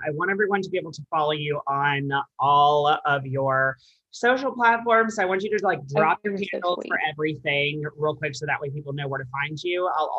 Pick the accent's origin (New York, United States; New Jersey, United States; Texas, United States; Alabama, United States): Alabama, United States; now in Nashville, United States; I'm from Alabama